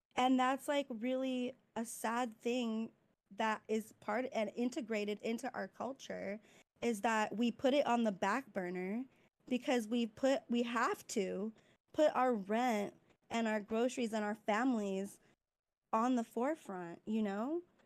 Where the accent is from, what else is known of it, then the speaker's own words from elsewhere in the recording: California, United States; moved away as an adult; also born or lived in Midwest; from DeWardy, California, but currently I am in nursing school in the Midwest